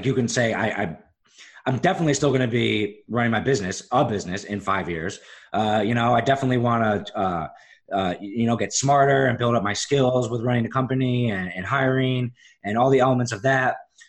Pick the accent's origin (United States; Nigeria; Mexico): United States; Philadelphia, Pennsylvania; also born or lived in Syracuse / Chicago; now in Charleston, United States; I lived in Syracuse, New York. I lived in Chicago for a couple of years. And then, I'm really pretty much from Philadelphia.